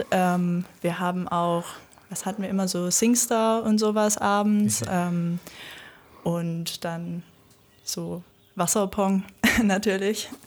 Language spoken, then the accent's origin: German; Germany; Ich wollte eigentlich nach der Schule raus in eine große Stadt, weit weg. Ich komme auch von hier aus der Nähe